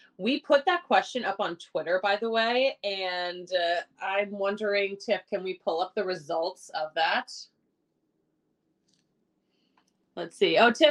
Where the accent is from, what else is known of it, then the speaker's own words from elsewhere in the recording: Philadelphia, Pennsylvania, United States; now in Denver, United States; I'm from Philly. I'm an Eagles fan